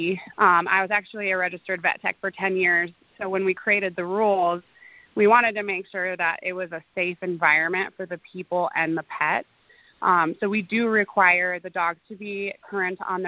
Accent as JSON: {"language": "English", "area": "Black Hills", "region": "South Dakota", "country": "United States", "tie": "born or raised there", "said": "I actually grew up in the Black Hills also. My parents had a ranch kind of over in the Deadwood area. So I went to high school in Hill City"}